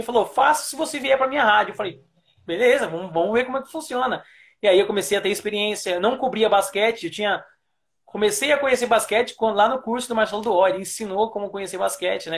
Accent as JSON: {"language": "Portuguese", "town": "Taboão da Serra", "region": "São Paulo", "country": "Brazil", "tie": "born or raised there", "said": "eu sou paulistano, nasci na cidade de São Paulo, mas fui criado em Taboão da Serra, que é uma cidade"}